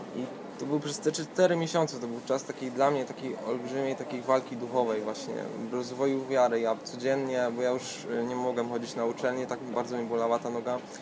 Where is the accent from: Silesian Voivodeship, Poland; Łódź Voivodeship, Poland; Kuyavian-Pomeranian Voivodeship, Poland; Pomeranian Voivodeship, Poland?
Silesian Voivodeship, Poland; Katowice; od samego dzieciństwa y, chodzę do kościoła zielonoświątkowego akurat w Katowicach